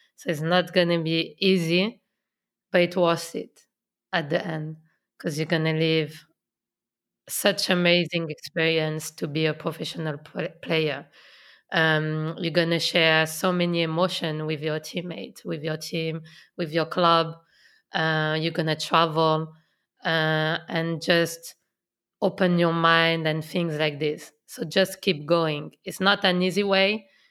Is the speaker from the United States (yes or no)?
no; Lyon, Auvergne-Rhône-Alpes, France; English is a second language; moved away as an adult; now in England; I come from Lyon. I know Lyon so well.